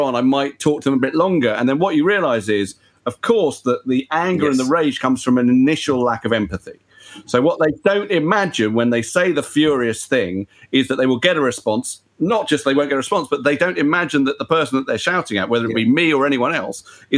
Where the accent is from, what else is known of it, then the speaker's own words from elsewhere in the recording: United Kingdom; Just as a British person